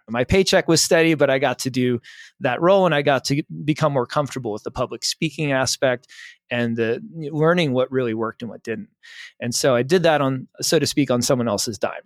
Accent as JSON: {"language": "English", "area": "the Poconos", "region": "Pennsylvania", "country": "United States", "said": "I'm from Pennsylvania, from the Poconos"}